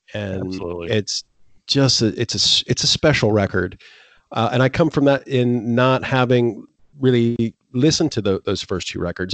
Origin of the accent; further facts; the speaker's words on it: Florida, United States; also born or lived in New York; now in Poland; I grew up in Florida